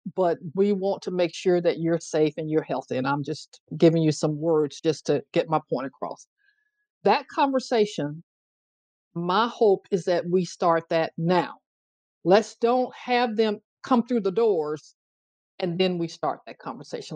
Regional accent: Tuscaloosa, Alabama, United States; It's the place I grew up, Tuscaloosa, Alabama, eh, here in the US.

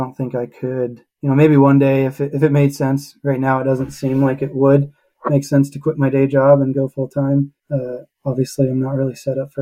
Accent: Pittsburgh, Pennsylvania, United States; moved away as an adult; also born or lived in Utah; I grew up in Pittsburgh, Pennsylvania.

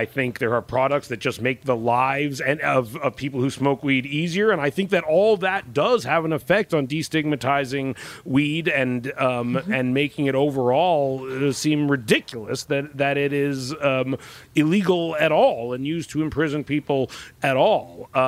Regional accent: Pacific Northwest, United States; we're from the Pacific Northwest, and we would always hear about the Pineapple Express was coming

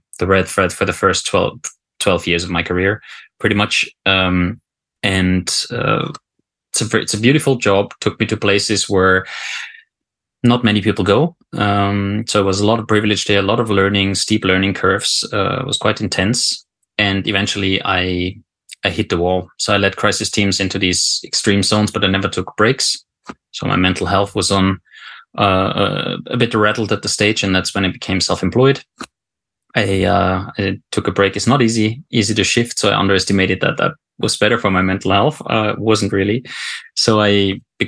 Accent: Austria; moved away as an adult; also born or lived in South Africa / Afghanistan; now in Norway; I'm not Norwegian originally, so I'm from Austria

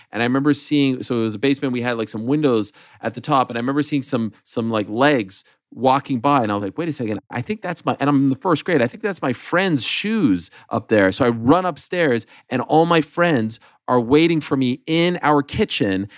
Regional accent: Montreal, Quebec, Canada; moved away as an adult; my friends in in the community that I grew up in in Montreal

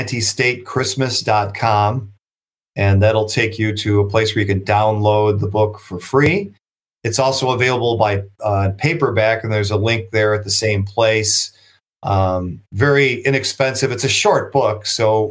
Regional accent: Buffalo, New York, United States; I'm from Buffalo

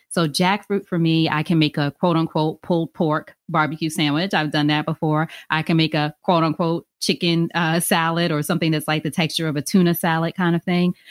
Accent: Long Island, New York, United States; also born or lived in Queens, New York; I'm from New York originally. And, but my immediate family lived in Long Island

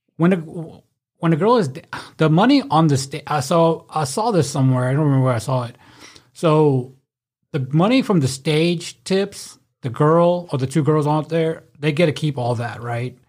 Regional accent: Memphis, Tennessee, United States; we're from Memphis

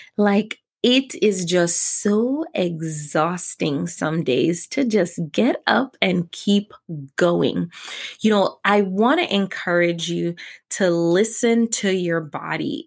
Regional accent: New York City, New York, United States; my grandmother actually lived with us while growing up in New York City.

